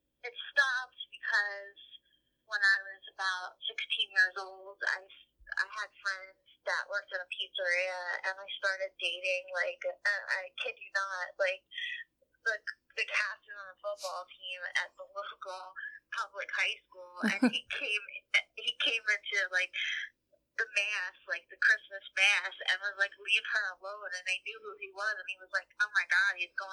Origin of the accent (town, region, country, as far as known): New Jersey, United States; born or raised there